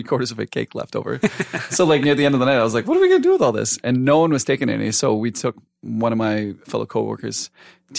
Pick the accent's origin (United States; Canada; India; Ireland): Canada; Saskatoon, Saskatchewan; now in Vancouver, Canada; Saskatoon, my hometown